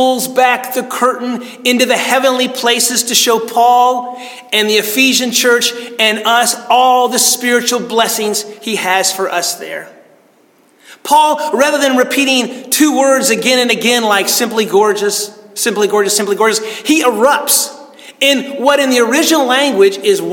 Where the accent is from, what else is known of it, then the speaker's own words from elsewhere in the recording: United States; I grew up in the Smoky Mountains